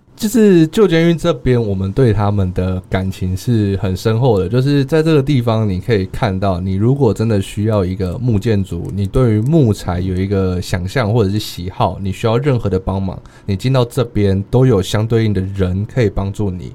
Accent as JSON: {"language": "Chinese", "region": "suburbs of Taichung", "country": "Taiwan", "tie": "born or raised there", "moved": "as an adult", "lives_now": "Chiayi, Taiwan", "said": "我来自于台中的郊区，我并不在市区长大"}